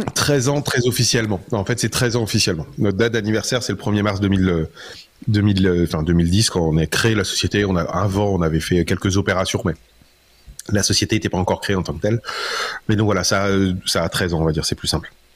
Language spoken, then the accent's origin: French; Metz, Grand Est, France; je suis Lorrain